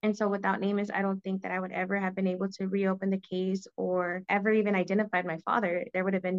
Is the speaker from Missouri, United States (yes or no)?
no; Houston, Texas, United States; I'm from Houston, Texas.